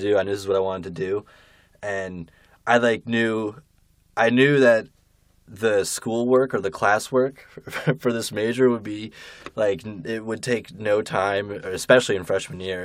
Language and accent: English; Berkeley Heights, New Jersey, United States; I'm from Berkeley Heights, New Jersey